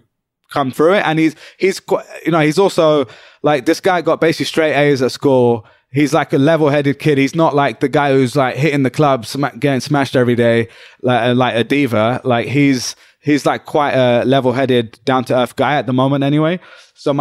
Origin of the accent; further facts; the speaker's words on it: United Kingdom; moved away as an adult; now in New York, United States; I'm British. But in the UK, I always felt like the Pakistani guy